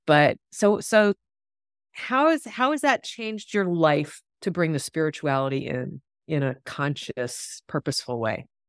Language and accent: English; Mississippi, United States; I grew up in Mississippi, so really South